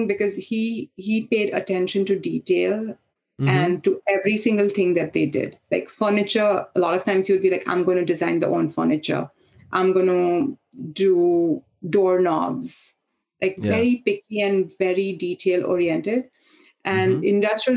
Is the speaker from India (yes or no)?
yes; India; moved away as an adult; growing up in India